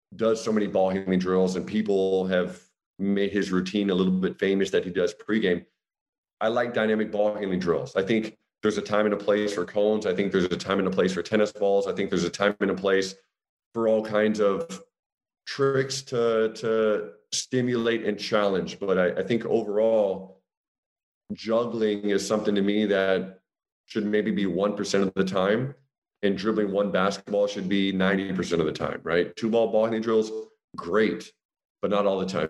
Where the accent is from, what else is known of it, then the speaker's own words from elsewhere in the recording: United States; moved away as an adult; also born or lived in Austria; now in Germany; as an American